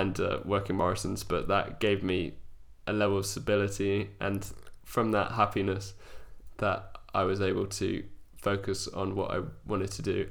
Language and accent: English; Wiltshire, South West England, United Kingdom; born or raised there; moved away as an adult; now in London, United Kingdom